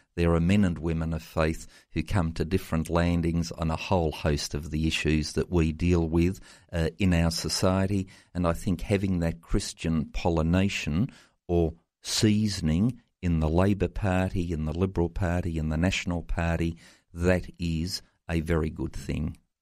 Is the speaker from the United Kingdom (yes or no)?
no; Tasmania, Australia; my home state of Tasmania